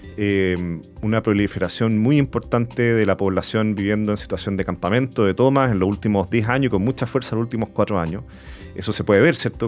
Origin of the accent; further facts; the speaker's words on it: Santiago, Santiago Metropolitan Region, Chile; toda mi infancia y mi vida crecí en Providencia